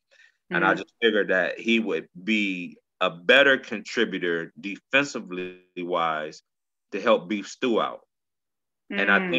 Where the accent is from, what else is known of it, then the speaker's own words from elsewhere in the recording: Saginaw, Michigan, United States; also born or lived in Atlanta; I'm from Saginaw, Michigan.